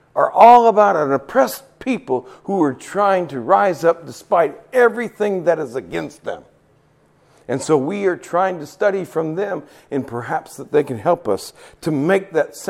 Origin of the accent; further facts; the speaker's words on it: Nepal; moved away; I'm from Nepal, the highest mountains in the world